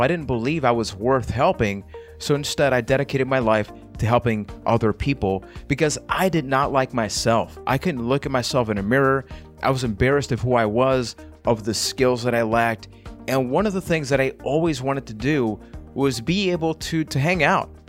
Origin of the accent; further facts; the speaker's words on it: Puerto Rico; I am from Puerto Rico